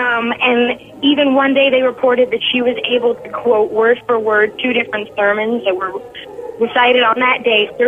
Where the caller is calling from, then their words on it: Nashville, Tennessee, United States; from Nashville, Tennessee.